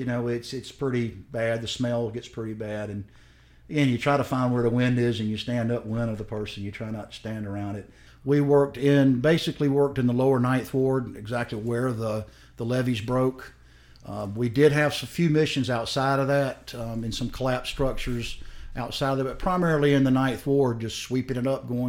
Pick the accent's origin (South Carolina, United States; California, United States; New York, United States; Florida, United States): South Carolina, United States; I'm from South Carolina